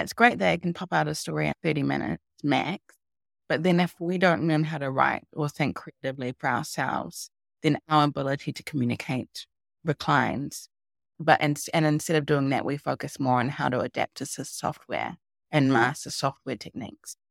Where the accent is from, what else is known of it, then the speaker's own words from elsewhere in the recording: New Zealand; moved away; 'cause I am from New Zealand. I used to live in New Zealand.